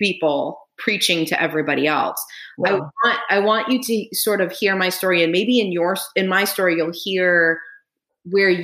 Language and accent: English; United States; I grew up in American white culture.